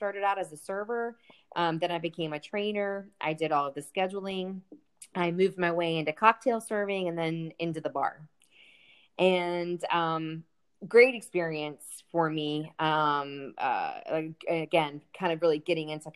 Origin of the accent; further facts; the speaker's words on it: Sykesville, Maryland, United States; It was called Sykesville